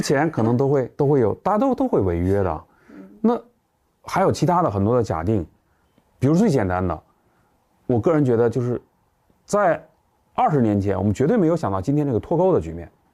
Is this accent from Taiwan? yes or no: no; China; 我们中国人